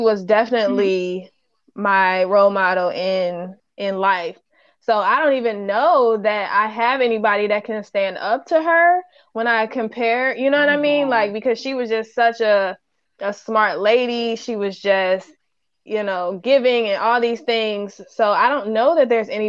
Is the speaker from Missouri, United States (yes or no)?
no; Ohio, United States; I'm from Ohio, so we call it Dixie cup